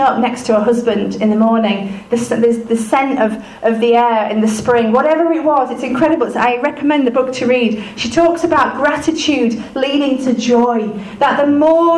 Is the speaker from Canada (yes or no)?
no; United Kingdom; we're British